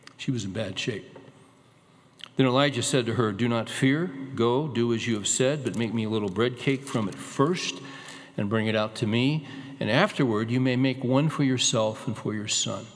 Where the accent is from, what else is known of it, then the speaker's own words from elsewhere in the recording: California, United States; moved away as an adult; also born or lived in Arkansas; was born and raised in California